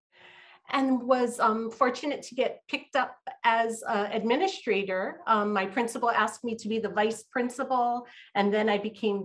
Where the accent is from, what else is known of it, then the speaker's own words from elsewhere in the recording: Honolulu, Hawaii, United States; A local girl born and raised in Honolulu, Hawaii